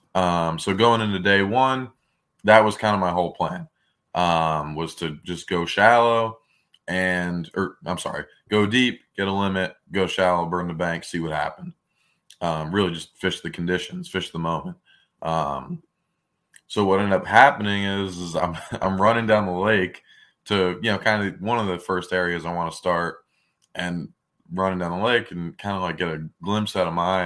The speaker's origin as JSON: {"language": "English", "town": "Brielle", "region": "New Jersey", "country": "United States", "tie": "born or raised there", "said": "I grew up in Brielle, New Jersey"}